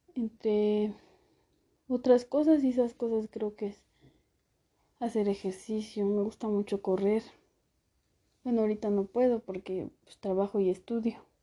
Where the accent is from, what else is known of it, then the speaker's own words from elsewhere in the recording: San Andrés Caltenco, State of Mexico, Mexico; nací en San Andrés Caltenco, Estado de México